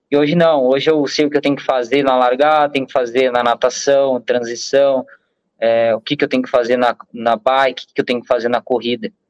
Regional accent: Curitiba, Paraná, Brazil; Para quem não sabe, eu sou de Curitiba.

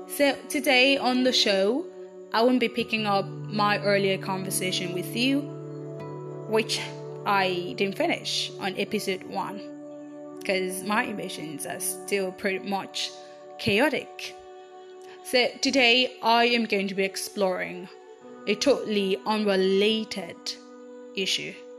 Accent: Aba, Abia, Nigeria; I grew up in Aba, a city in the eastern part of Nigeria

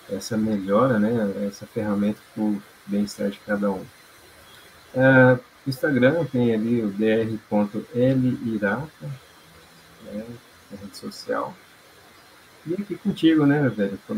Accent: Londrina, Paraná, Brazil; eu sou de Londrina, aqui no Paraná

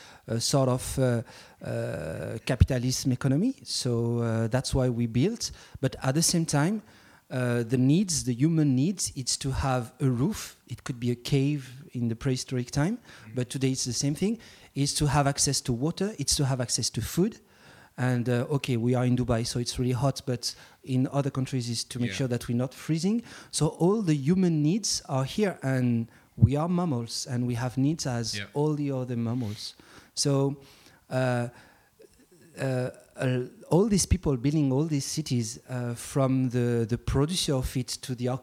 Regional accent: Mauritius; I'm coming from Mauritius

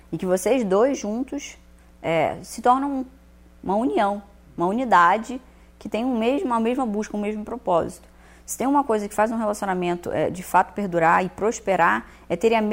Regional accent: Rio de Janeiro, Brazil; also born or lived in Minas Gerais; Eu sou do Rio de Janeiro, mas eu morava em Minas nessa época.

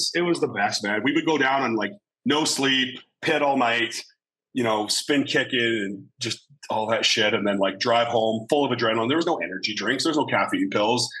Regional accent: Vernon, British Columbia, Canada; when I was growing up in Vernon

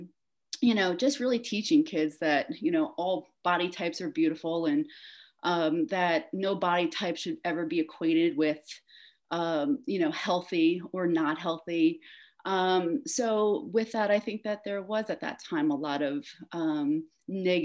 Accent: New York, United States; also born or lived in Queens, New York; now in Asheville, United States; living and growing up in New York

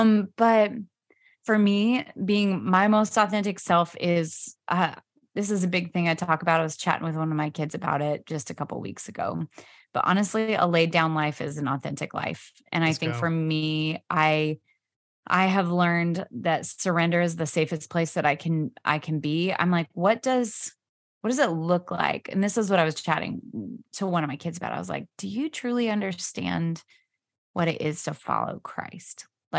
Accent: Pacific Northwest, United States; born there; also born or lived in Australia / New York City; I was born in the Pacific Northwest and then lived in Australia, lived in New York City, and now down here.

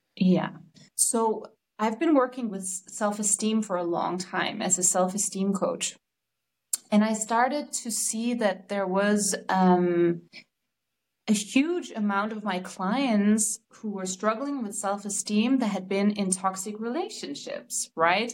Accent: Denmark; I'm from Denmark

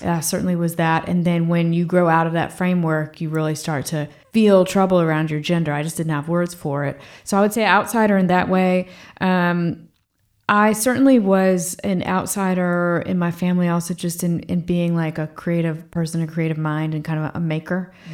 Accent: Fredericksburg, Virginia, United States; moved away as an adult; also born or lived in Boston; my parents moved back to Virginia. where they made their home and where I grew up in the same room in the same house till I went to college

